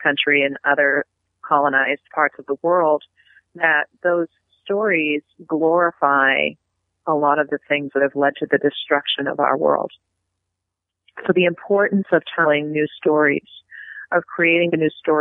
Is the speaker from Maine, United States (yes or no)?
yes; Penobscot Nation, Maine, United States; from the Penobscot Nation